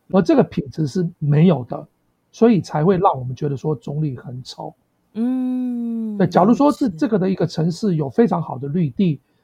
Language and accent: Chinese; Taipei, Taiwan; moved away as an adult; 是在那个信义，信义区嗯。，就是离信义计划区非常近